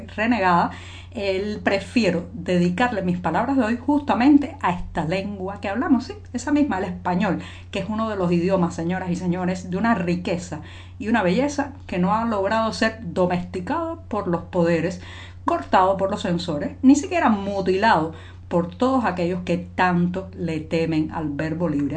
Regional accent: Cuba; cubana, periodista, ciudadana

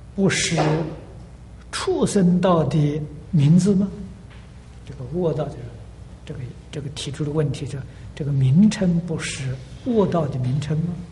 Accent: China; now in United States; 我们中国人绝对不会进他的道场

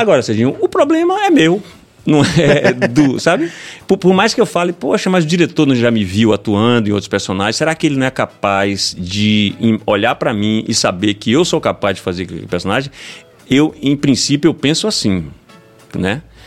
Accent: Itabuna, Bahia, Brazil; eu venho do, de Itabuna

